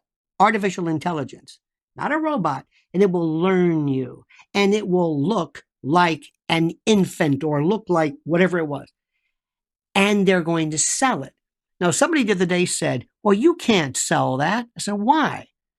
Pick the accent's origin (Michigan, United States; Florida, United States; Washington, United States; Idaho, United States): Florida, United States; I am from the South, Florida.